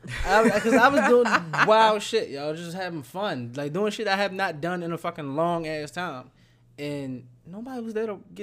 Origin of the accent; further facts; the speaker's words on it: Baltimore, Maryland, United States; I'm from Baltimore. The Preakness is in Baltimore.